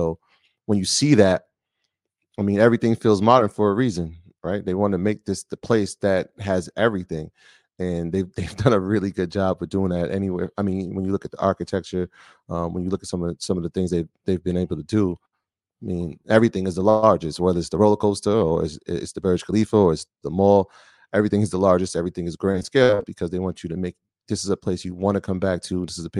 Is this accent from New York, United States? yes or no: yes; New York, United States; We come from New York